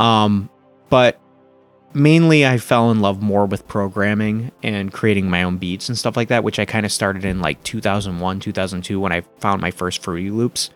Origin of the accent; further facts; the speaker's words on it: Flint, Michigan, United States; moved away as an adult; also born or lived in Toronto, Canada; now in Rochester, United States; growing up where I grew up in Flint, Michigan